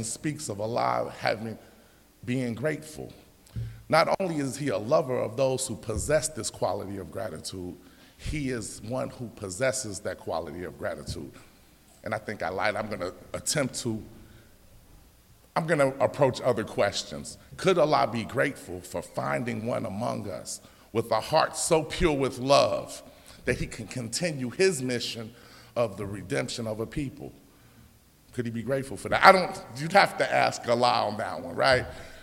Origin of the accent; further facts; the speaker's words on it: Chicago, Illinois, United States; We're from Chicago